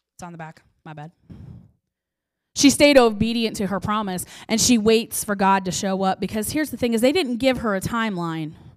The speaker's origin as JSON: {"language": "English", "town": "Bosworth", "region": "Missouri", "country": "United States", "tie": "born or raised there", "moved": "as an adult", "lives_now": "Chillicothe, United States", "said": "I grew up in Bosworth"}